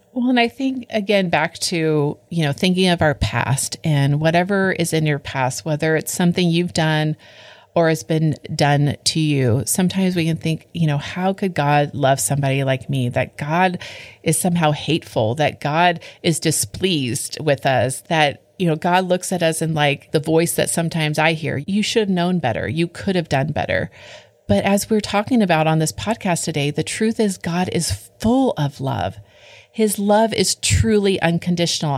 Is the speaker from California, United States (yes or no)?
yes; California, United States; I grew up in California